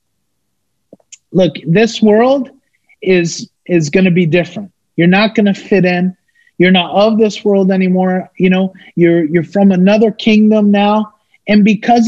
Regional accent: United States; moved away; also born or lived in Philippines; we are from America, you know, and we don't look Filipino, man, we're Filipino at heart

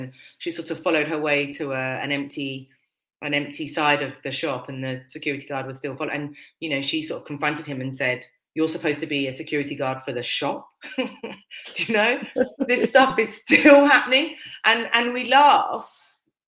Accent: United Kingdom; I'm of West Indian heritage, but I'm born and raised in Britain

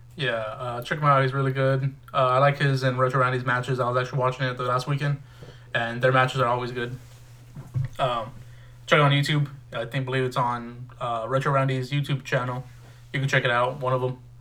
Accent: Texas, United States; we're, we're from Texas, both of us

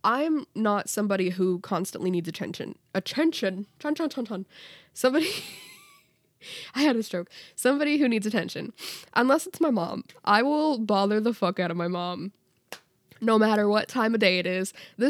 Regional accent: Canada; I'm Canadian.

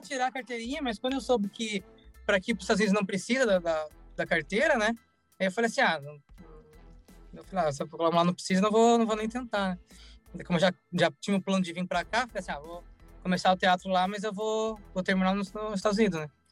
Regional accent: Salvador, Bahia, Brazil; also born or lived in Curitiba / New York; now in Los Angeles, United States; Eu nasci em Salvador e de Salvador eu fui para Curitiba. Ah, desde então, sete então anos eu morei em Curitiba

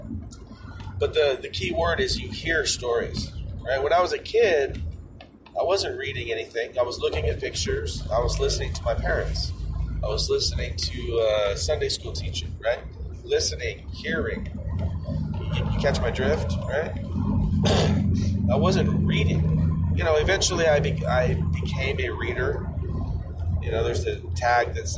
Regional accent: Orange, California, United States; I was born in St. Joseph's Hospital in the city of Orange, California, 1973

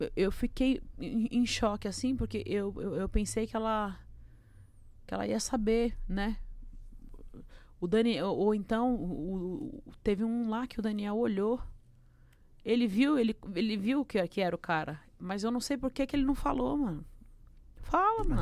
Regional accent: Brazil; eu sou brasileiro

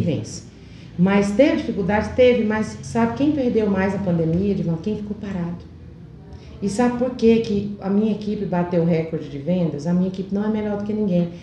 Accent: Alto Horizonte, Goiás, Brazil; moved away; Eu sou de Alto Horizonte, vim para cá com três anos

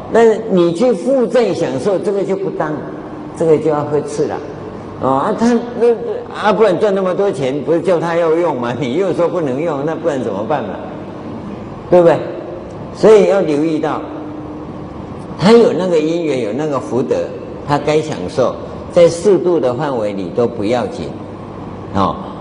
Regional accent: Taiwan; 啊，我们台湾话叫夸夸钟啊

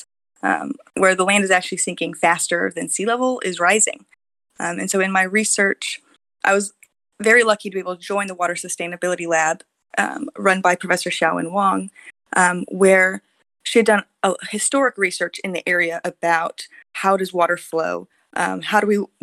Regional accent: Texas, United States; moved away as an adult; now in Taiwan; in my home state of Texas

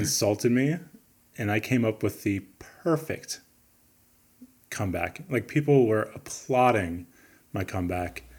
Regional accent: Midwest, United States; I'm from the Midwest

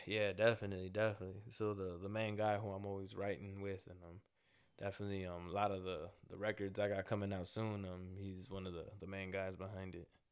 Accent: Los Angeles, California, United States; a young, uh, Salvadorian American kid, you know, like, grew up in, but grew up in South Central L

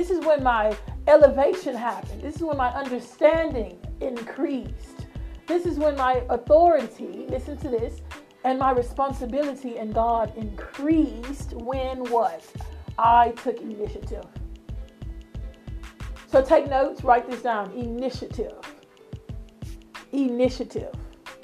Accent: United Kingdom; accent: British; my accent, so it's a British accent

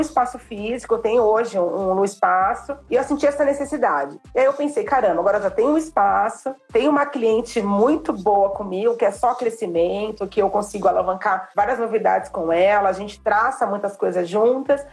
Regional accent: São Paulo, Brazil; sou de São Paulo

